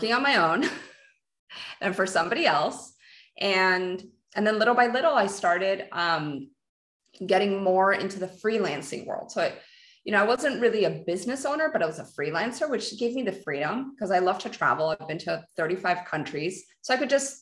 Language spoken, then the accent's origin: English; Peru; so I'm Peruvian. I was born in Peru